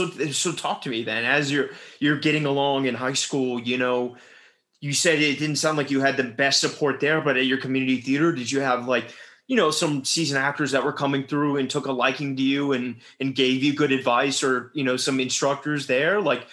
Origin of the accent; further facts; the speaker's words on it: Richmond, Virginia, United States; I'm 31 and I grew up in Richmond, Virginia.